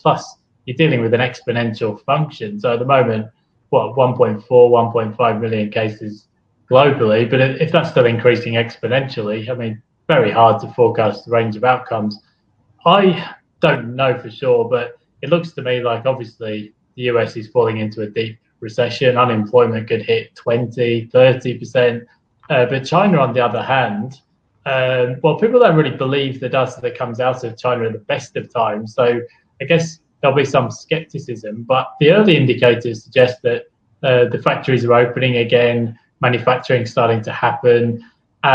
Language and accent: English; United Kingdom; now in Australia; being British